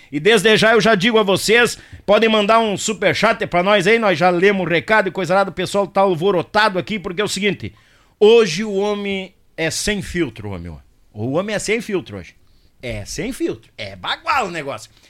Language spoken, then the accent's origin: Portuguese; Rio Grande do Sul, Brazil; Não, mas eu sou gaúcho, Deus o livre.